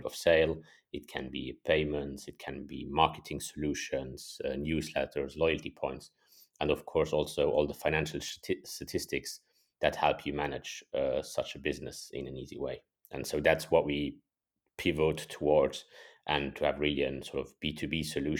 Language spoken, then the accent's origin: English; Luxembourg; also born or lived in Germany / United States; born and raised in Luxembourg, and then studied in Germany and a semester abroad in the States.